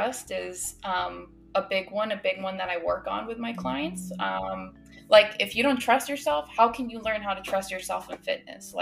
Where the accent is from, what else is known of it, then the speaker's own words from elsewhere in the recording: Massachusetts, United States; now in South Florida, United States; I grew up in Massachusetts.